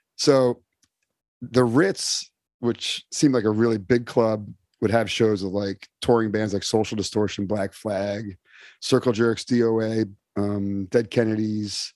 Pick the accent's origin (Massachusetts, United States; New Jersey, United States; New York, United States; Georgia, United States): New Jersey, United States; Summit; also born or lived in Europe; I grew up in Summit, New Jersey, which is uh, a suburb, an affluent suburb